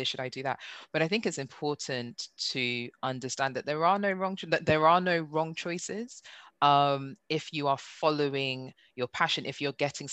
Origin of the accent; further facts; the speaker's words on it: Nigeria; now in United Kingdom; being Nigerian